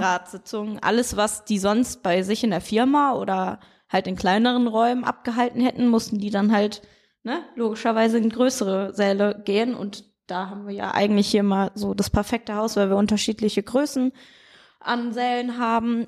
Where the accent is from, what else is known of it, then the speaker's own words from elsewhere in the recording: Siegen, North Rhine-Westphalia, Germany; also born or lived in near Osnabrück, Lower Saxony / Switzerland; geboren bin ich in der Nähe von Osnabrück und äh, dann sind wir für ein paar Jahre in die Schweiz gezogen und seit der Grundschule bin ich dann äh, ja, in Kreuzer beziehungsweise Siegen gewesen